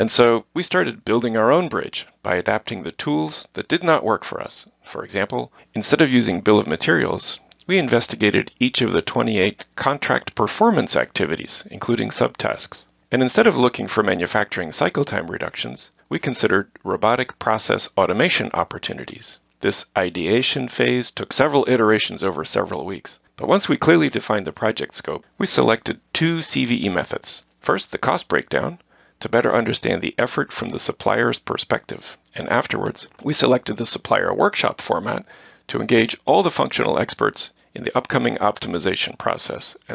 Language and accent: English; Netherlands; I was born and raised in the Netherlands.